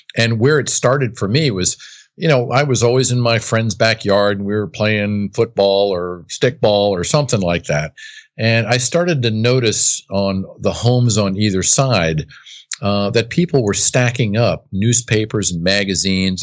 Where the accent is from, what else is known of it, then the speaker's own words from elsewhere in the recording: United States; I was born and raised on the East Coast, right outside of Washington, D C.